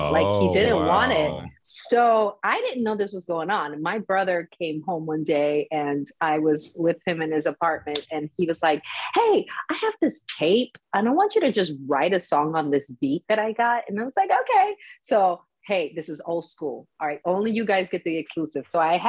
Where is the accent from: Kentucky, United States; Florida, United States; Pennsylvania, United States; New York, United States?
Florida, United States; Miami; also born or lived in St. Croix, Virgin Islands / Houston, Texas; And then I was born in Miami. We moved to the Virgin Islands. So I grew up between Miami, St. Croix, Virgin Islands, and Houston, Texas